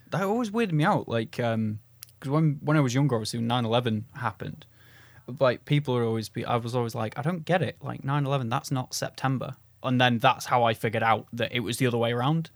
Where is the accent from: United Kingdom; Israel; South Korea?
United Kingdom; England; I'm English.